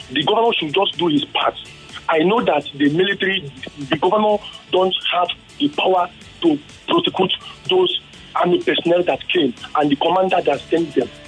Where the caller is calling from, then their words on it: Surulere, Lagos, Nigeria; I am … from Surulere.